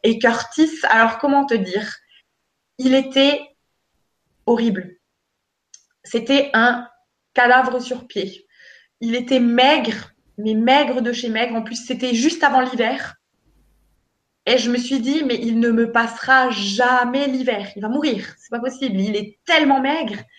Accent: Alsace, Grand Est, France; chez nous, en Alsace

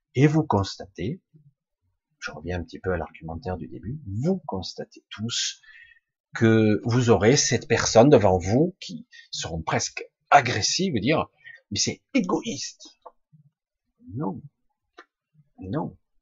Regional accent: France; Je suis né en France, donc je me dis français, je pense français

